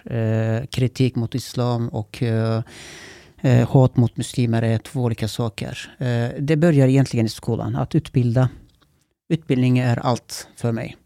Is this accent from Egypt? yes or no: no; Kulu, Konya, Turkey; now in Sweden; Jag är född och uppvuxen där